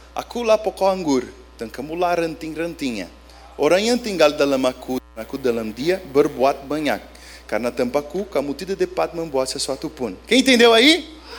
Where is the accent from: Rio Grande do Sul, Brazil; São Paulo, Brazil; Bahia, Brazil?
São Paulo, Brazil; São Bernardo do Campo; moved away as an adult; also born or lived in Minas Gerais / Bolivia; Eu sou de São Bernardo do Campo